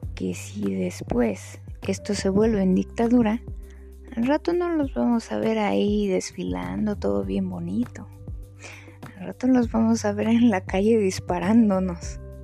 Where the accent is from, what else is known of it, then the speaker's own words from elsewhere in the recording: Mexico; somos así los mexicanos